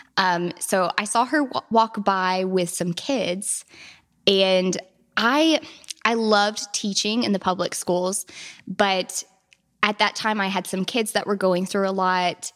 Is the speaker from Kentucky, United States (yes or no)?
yes; Hodgenville, Kentucky, United States; I'm from Hodgenville, Abraham Lincoln's birthplace. Um, and my family farm is actually connected to Lincoln's Boyhood Home